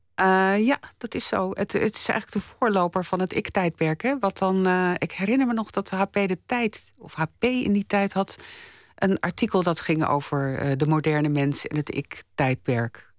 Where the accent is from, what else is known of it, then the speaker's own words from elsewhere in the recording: Delft, South Holland, Netherlands; Ik ben opgegroeid in Delft en mijn opa en oma die woonden op Zuid